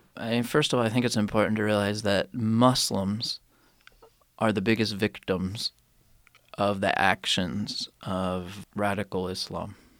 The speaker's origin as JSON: {"language": "English", "country": "United States", "moved": "yes", "said": "as an American"}